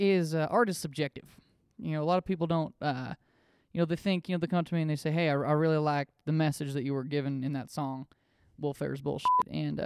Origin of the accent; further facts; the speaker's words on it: Seattle, Washington, United States; Where I'm from Seattle.